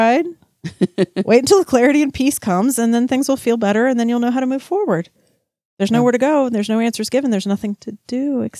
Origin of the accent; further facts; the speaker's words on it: Texas, United States; Oh, no, I'm from Texas. I love... Okay, sorry. All right. I'm even wearing my boots. Like, yeah, Texas we're okay with.